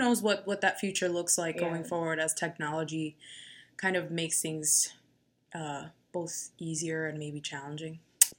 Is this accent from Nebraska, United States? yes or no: no; Yonkers, New York, United States; I'm from Yonkers